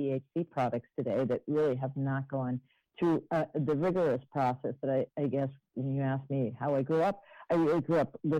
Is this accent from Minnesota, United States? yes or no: yes; Minneapolis, Minnesota, United States; I was raised in Minneapolis, Minnesota